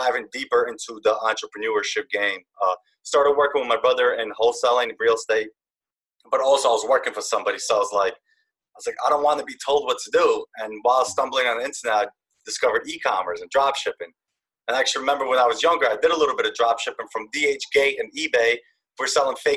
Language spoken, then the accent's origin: English; Yonkers, New York, United States; I'm from Yonkers, New York